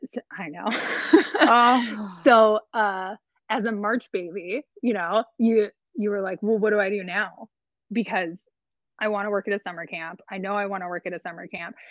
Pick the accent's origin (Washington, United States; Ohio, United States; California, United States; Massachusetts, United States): California, United States; Long Beach; moved away as an adult; also born or lived in Upstate New York; now in Medford, United States; I grew up in Long Beach, California, and we've moved around a couple of times since then